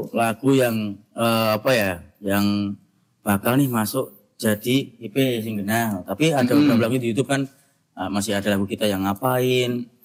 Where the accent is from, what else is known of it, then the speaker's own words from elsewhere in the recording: Klaten, Central Java, Indonesia; Saya juga asli Klaten